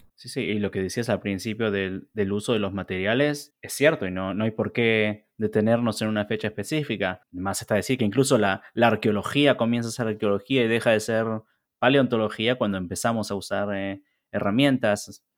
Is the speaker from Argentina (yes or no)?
yes; Argentina; born or raised there; moved away